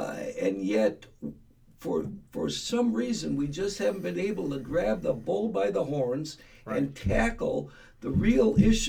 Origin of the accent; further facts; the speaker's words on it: Milwaukee, Wisconsin, United States; when I grew up in Milwaukee, born and raised.